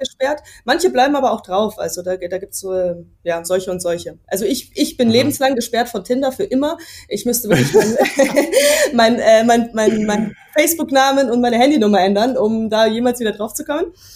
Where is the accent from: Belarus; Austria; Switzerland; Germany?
Germany; Munich, Bavaria; ich bin ja aus München